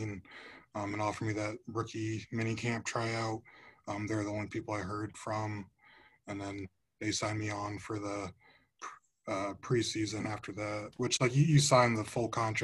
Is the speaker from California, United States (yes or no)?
no; Fort Wayne, Indiana, United States; I'm from Fort Wayne, Indiana. So I went to Snyder.